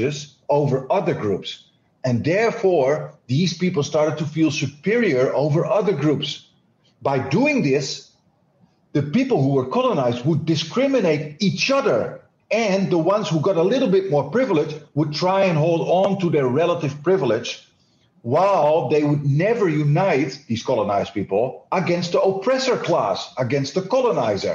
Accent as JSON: {"language": "English", "country": "Netherlands", "said": "I am Dutch"}